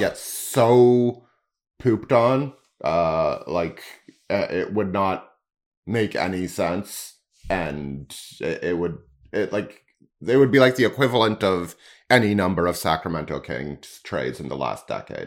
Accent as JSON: {"language": "English", "country": "Canada"}